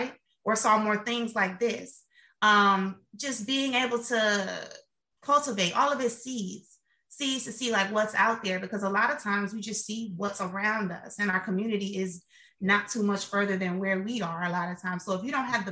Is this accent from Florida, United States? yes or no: yes; Miami, Florida, United States; moved away; I'm from Miami, Florida